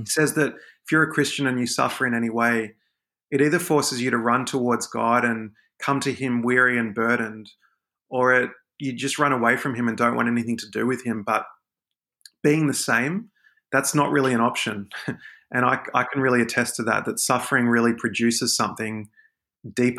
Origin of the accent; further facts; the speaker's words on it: Sydney, New South Wales, Australia; I'm a Sydney guy. I'm, I'm Aussie, uh, Sydney born and bred